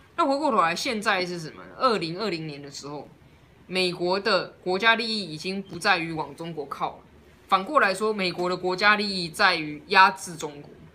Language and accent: Chinese; Taiwan; 我们台湾人